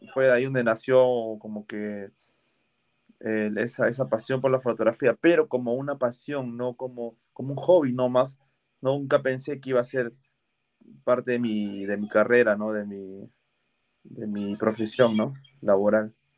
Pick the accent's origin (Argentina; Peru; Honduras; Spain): Peru; Punta Hermosa, Lima; yo vivo en Punta Hermosa, nací acá en, en Punta Hermosa y vivo acá en Punta Hermosa.